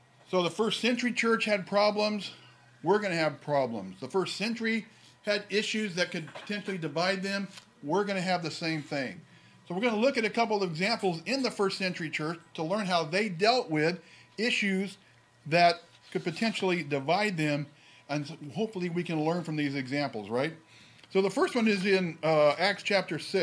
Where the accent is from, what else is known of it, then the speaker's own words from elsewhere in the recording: Central California, United States; I grew up in Central California in a rural area